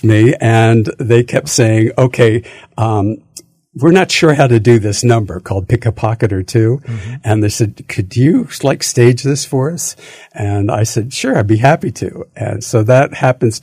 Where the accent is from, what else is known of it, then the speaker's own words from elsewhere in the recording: Philadelphia, Pennsylvania, United States; moved away; I grew up in Philadelphia, so I had a different, you know, I had that background